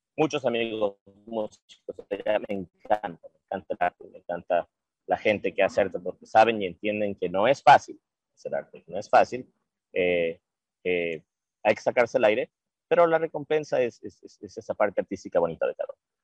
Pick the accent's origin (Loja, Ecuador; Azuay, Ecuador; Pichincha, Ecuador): Loja, Ecuador; moved away; todos somos lo mismo, somos artistas de Ecuador